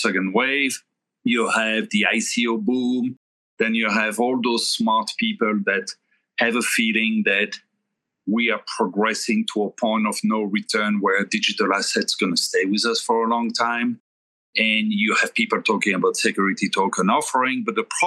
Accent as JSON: {"language": "English", "country": "Belgium", "tie": "born or raised there", "also_born_or_lived": "Thailand", "moved": "as an adult", "lives_now": "New York, United States", "said": "I was born and raised in Europe, in Belgium"}